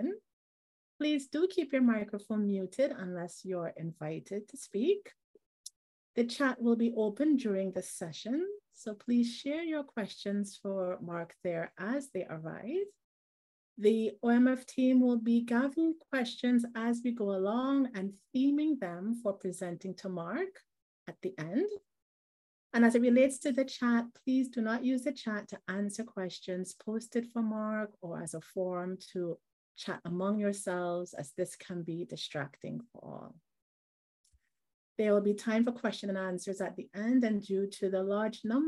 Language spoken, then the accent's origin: English; Trinidad & Tobago; if you're trying to place the accent, I am joining today from Trinidad and Tobago, where I'm from and where I live